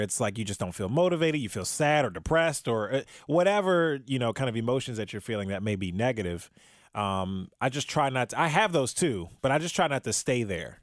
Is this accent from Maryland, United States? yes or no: yes; Prince George's County, Maryland, United States; now in Cincinnati, United States; I'm originally born and raised from, uh, in Maryland